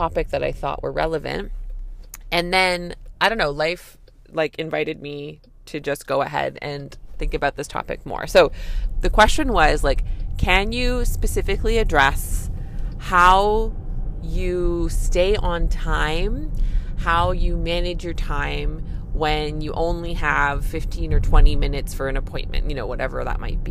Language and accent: English; Canada; I'm a Canadian family physician